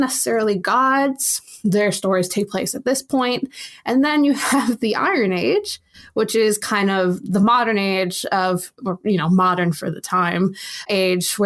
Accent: United States; I'm American

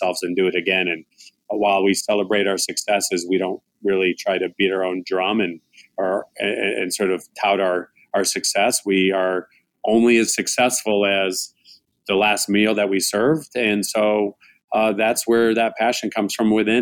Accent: United States; also born or lived in Chicago, Illinois / Tucson, Arizona; now in Phoenix, United States; my parents had some restaurants while I was growing up in Chicago and then in Tucson.

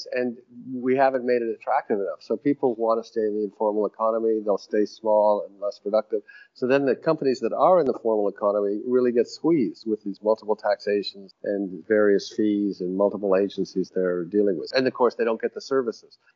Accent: Canada; now in Nigeria; I'm a visitor and I'm Canadian

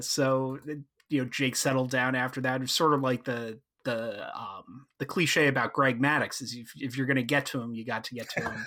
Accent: outside of Philadelphia, Pennsylvania, United States; I grew up outside of Philadelphia

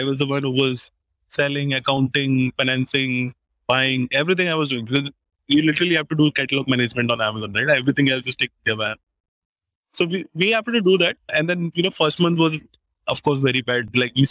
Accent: Roorkee, Uttarakhand, India; because I came from Roorkee. Roorkee again is like really far from Mumbai and Delhi, where you can see a lot of tech happening.

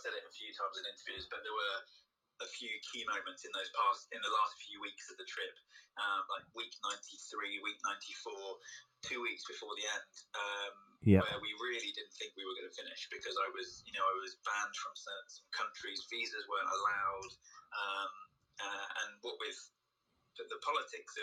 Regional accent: United Kingdom; being British

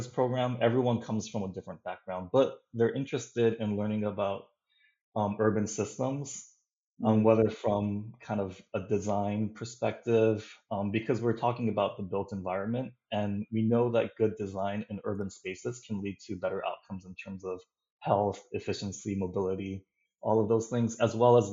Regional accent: Hawaii, United States; I am from Hawaii, which is very constricted in terms of land

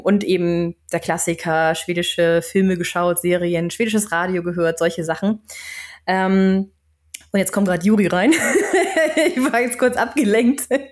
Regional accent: Flensburg, Schleswig-Holstein, Germany; also born or lived in Berlin / Canada; now in Stockholm, Sweden; ich komme ursprünglich aus Flensburg und bin dann später nach Berlin gezogen, habe da knapp sechs Jahre gewohnt

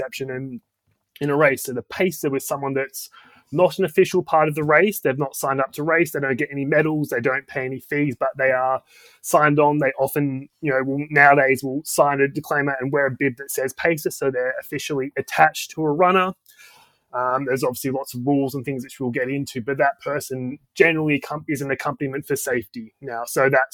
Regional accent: Australia; moved away as an adult; now in London, United Kingdom; I'm Australian, but I've been in London, UK for almost 10 years now

